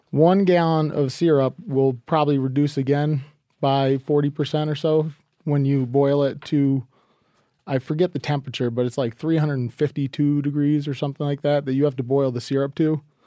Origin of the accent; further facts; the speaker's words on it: New England, United States; I am from New England